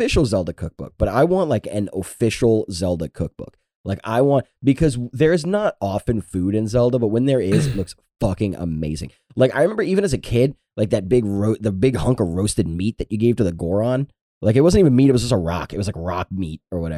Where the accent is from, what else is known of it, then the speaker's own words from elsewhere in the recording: Louisiana, United States; I'm from Louisiana